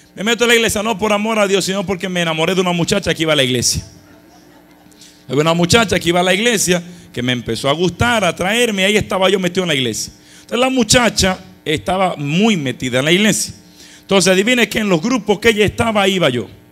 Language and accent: Spanish; Dominican Republic; now in Passaic, United States; yo nací en República Dominicana, vivíamos frente a frente a nuestra parroquia